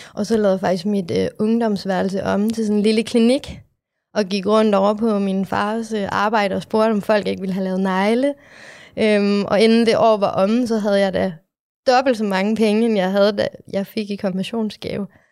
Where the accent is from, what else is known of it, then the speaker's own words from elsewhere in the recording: Aalborg, North Denmark Region, Denmark; moved away as an adult; also born or lived in Vietnam; now in Copenhagen, Denmark; Jeg er fra Aalborg.